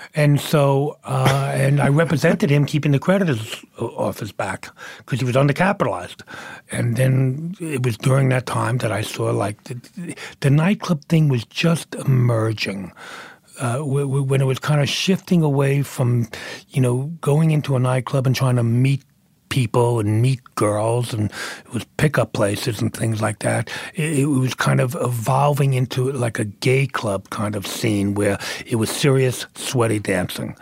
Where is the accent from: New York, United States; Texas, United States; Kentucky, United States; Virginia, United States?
New York, United States; Brooklyn; also born or lived in Manhattan; I grew up in Brooklyn